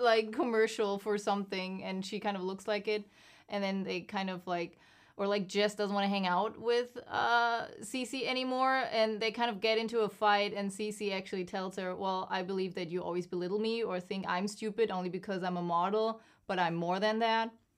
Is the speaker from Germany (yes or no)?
yes; Germany; moved away; I'm from Germany